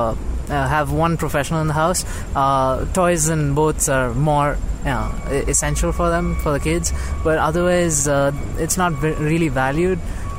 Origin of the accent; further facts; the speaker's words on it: South India, India; moved away as an adult; now in United States; I'm from India.